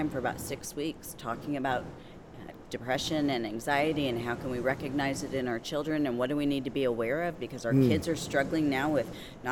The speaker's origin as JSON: {"language": "English", "region": "Michigan", "country": "United States", "moved": "yes", "lives_now": "Greenville, United States", "said": "I'm from Michigan originally"}